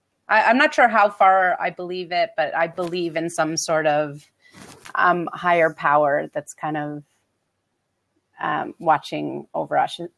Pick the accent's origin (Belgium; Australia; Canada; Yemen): Canada; also born or lived in Montreal; I am Canadian. I live in Montreal.